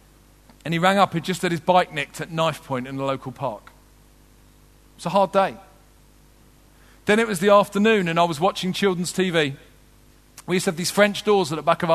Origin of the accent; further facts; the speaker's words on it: London, United Kingdom; also born or lived in Wolverhampton; I did grow up in southeast London, though I was born in Wolverhampton